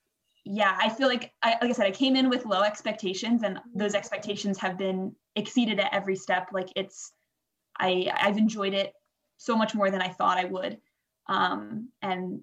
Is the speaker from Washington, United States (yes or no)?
yes; Washington, United States; moved away as an adult; also born or lived in Boston; now in Vancouver, Canada; I'm from the States. I went to high school in Washington